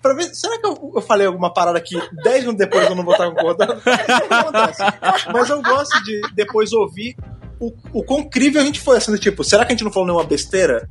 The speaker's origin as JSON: {"language": "Portuguese", "region": "Rio de Janeiro", "country": "Brazil", "moved": "yes", "lives_now": "São Paulo, Brazil", "said": "eu tava lá no Rio de Janeiro, lá em Jacarepaguá, minha terra, Gloriosa Jacarepaguá"}